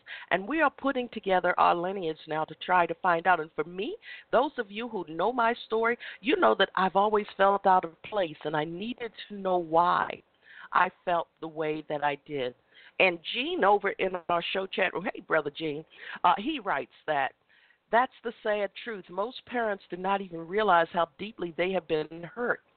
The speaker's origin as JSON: {"language": "English", "country": "United States", "said": "I'm black. I'm from America"}